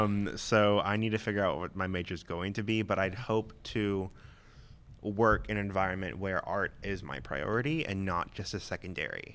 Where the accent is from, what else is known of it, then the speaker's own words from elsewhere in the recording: Vass, North Carolina, United States; also born or lived in Loudoun County, Virginia; now in Northern Virginia, United States; I grew up in a little small town called Vass in North Carolina.